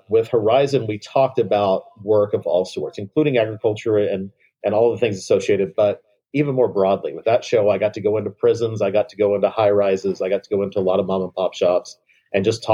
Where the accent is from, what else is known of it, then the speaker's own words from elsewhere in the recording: Cheyenne, Oklahoma, United States; also born or lived in Texas panhandle; I grew up all around the Oklahoma and Texas panhandles, western Oklahoma.